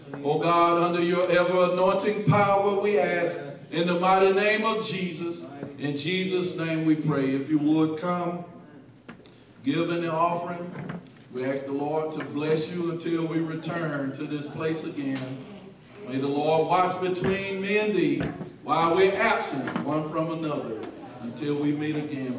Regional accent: Albany, United States; I'm from Albany

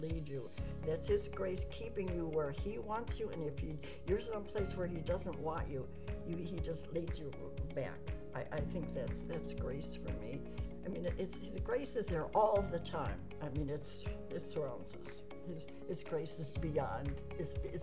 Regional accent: Chicago, Illinois, United States; I was born in Chicago in 1924.

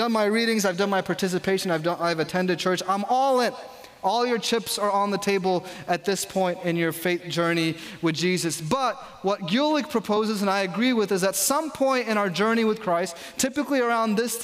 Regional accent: New York, United States; I grew up in New York

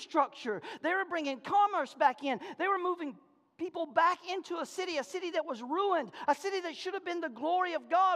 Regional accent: American South, United States; accent: Southern; I speak Southernese

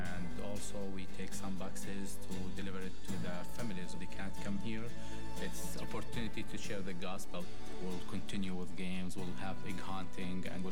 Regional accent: Jordan; moved away as an adult; also born or lived in Cincinnati; now in United States; I'm from Jordan. I moved with my family to the U.S.

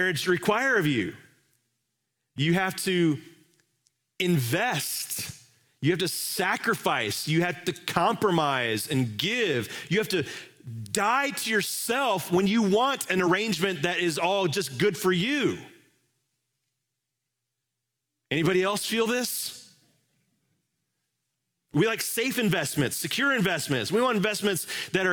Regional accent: Indianapolis, Indiana, United States; moved away; I'm from Indianapolis, Indiana. I love the Hoosier State, still love Indianapolis.

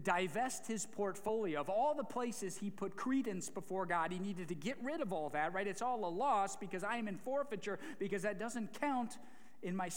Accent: Ohio, United States; a proud American from the greatest state in the Midwest, an Ohioan of Ohioans

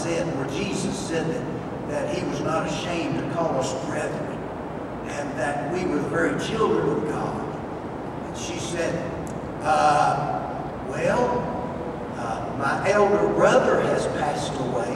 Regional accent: Tennessee, United States; I'm from Tennessee

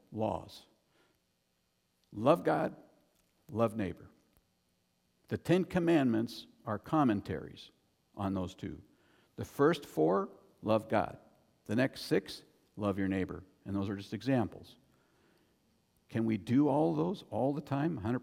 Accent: United States; I'm an American

